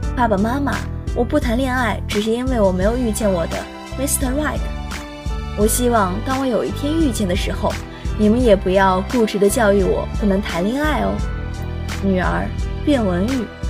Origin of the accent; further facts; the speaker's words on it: Yangzhong, Jiangsu, China; now in Nanjing, China; 来自江苏扬州